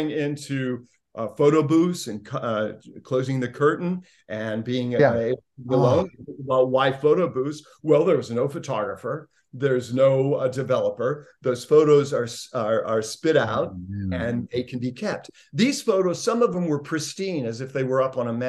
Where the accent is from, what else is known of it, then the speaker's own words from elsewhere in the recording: Indiana, United States; growing up in Indiana